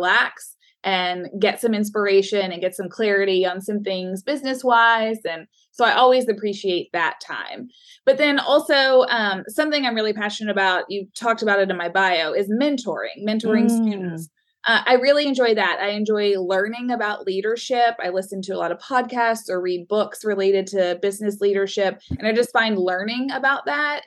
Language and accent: English; Louisville, Kentucky, United States; now in Lexington, United States; I grew up in Louisville, where the Derby is held